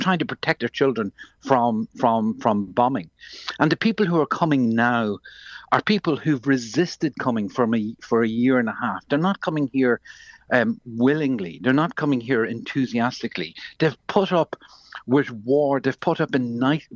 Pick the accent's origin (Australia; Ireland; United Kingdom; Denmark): Ireland; as an Irish person